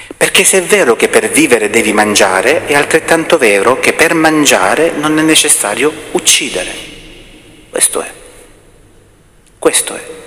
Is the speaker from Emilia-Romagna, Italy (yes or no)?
no; Salento, Apulia, Italy; accent: Salentino dialect; Nel nostro dialetto meno salentino si dice